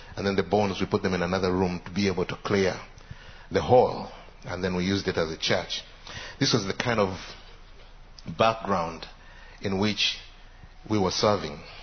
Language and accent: English; Uganda; I come from Uganda